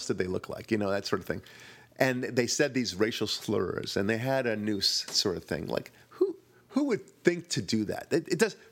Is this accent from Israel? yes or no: yes; Israel; moved away; I'm from Israel originally